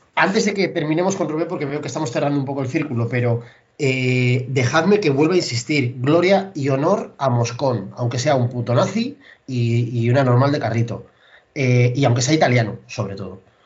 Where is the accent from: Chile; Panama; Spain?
Spain